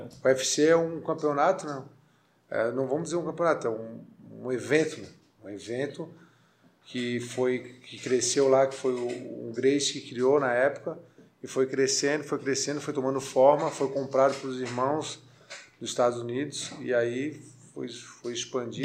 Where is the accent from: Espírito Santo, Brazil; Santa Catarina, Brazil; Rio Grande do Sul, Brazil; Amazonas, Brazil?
Santa Catarina, Brazil; Florianópolis; sou manezinho da ilha